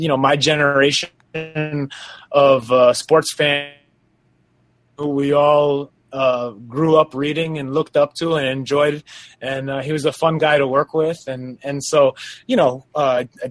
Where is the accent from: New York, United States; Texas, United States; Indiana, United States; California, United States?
New York, United States; moved away as an adult; also born or lived in Quezon City, Philippines; now in Los Angeles, United States; I live in LA right now, but I'm originally from New York